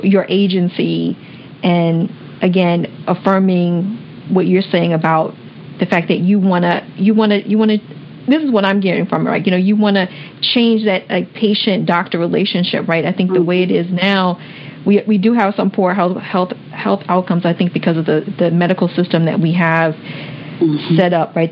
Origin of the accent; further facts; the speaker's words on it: Washington, District of Columbia, United States; I grew up in Washington D.C.